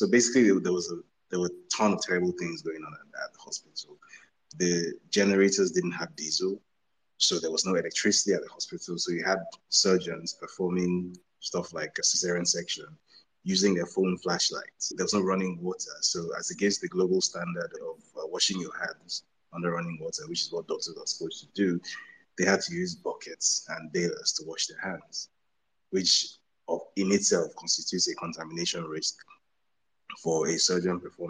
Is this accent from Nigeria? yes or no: yes; Badagry, Lagos, Nigeria; my hometown. So I come from a town called Badagry in Lagos, Nigeria